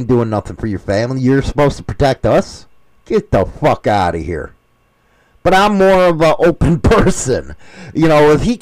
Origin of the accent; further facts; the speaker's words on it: United States; I'm an American